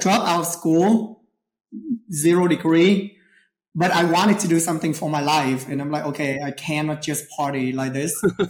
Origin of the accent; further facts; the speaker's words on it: Houston, Texas, United States; moved away as an adult; also born or lived in Saigon, Vietnam; now in Puerto Vallarta, Mexico; So, originally, I was born in Vietnam, Saigon, Vietnam. And then I moved to Houston, Texas. I spent most of my life there.